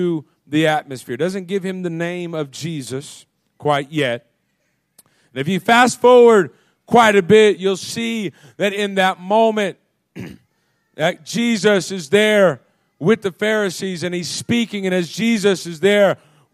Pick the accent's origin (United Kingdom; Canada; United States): United States; As American people